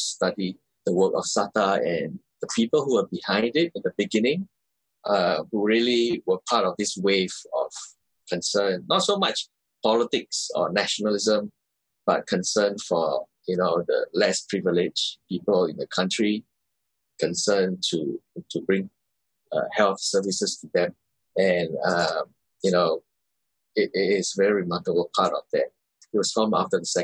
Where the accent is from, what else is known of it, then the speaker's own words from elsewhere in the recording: Singapore; as a Singaporean